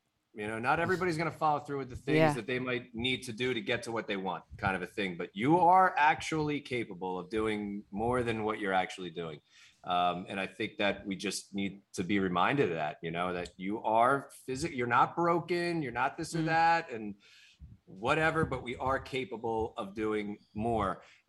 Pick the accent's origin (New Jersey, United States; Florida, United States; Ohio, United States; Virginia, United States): New Jersey, United States; I'm from Jersey.